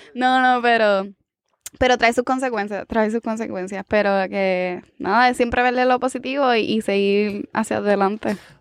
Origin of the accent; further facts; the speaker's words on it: San Sebastián, Puerto Rico; soy de San Sebastián